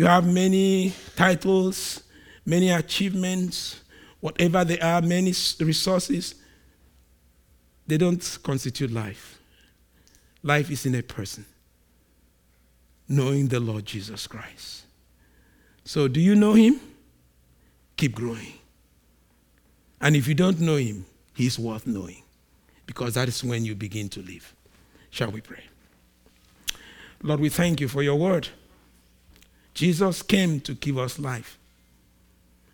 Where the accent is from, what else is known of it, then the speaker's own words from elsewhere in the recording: Nigeria; I'm a Nigerian, so just, I'm a Nigerian and we behave strange